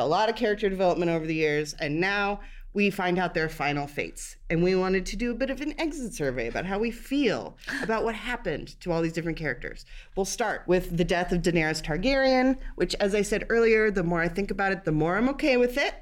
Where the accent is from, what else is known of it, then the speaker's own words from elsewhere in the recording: Cincinnati, Ohio, United States; I'm from Cincinnati